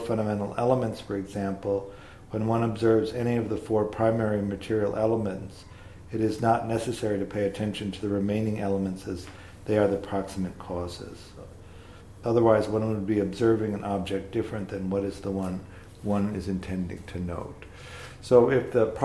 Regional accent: Tornado Alley, Midwest, United States; I grew up in the Midwest, in Tornado Alley

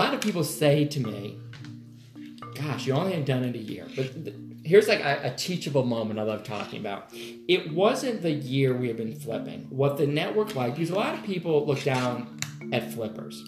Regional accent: Connecticut, United States; now in Atlanta, United States; I was born and raised in Connecticut

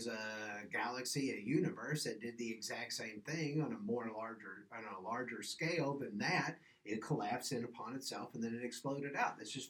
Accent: Louisiana, United States; also born or lived in Philippines; now in Ohio, United States; I was raised in the South.

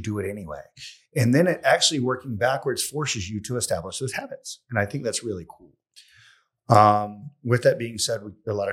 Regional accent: Pontiac, South Carolina, United States; accent: country; also born or lived in San Francisco / Maui / Oregon / Columbia, South Carolina; I grew up in Pontiac, South Carolina

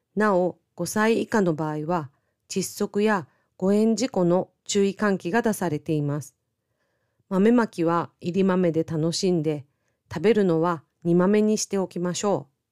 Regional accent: Miyazaki, Japan; 私の地元の宮崎県もそうでした

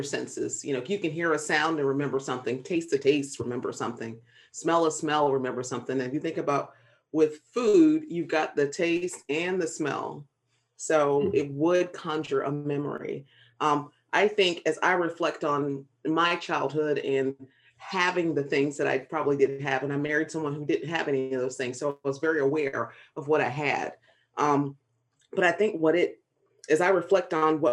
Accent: South Carolina, United States; now in Virginia, United States; I grew up in South Carolina in a small town where both of my parents were educators

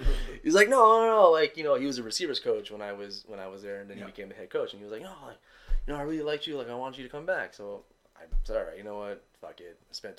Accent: Montreal, Quebec, Canada; I'm from Montreal. So I went back home.

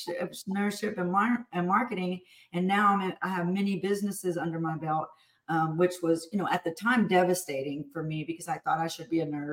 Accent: Houston, Texas, United States; I'm from Houston

